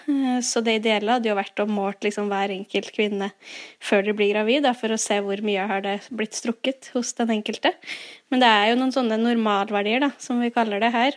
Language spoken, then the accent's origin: Norwegian; Fredrikstad, Østfold, Norway; now in Nøtterøy, Norway; Jeg er fra Fredrikstad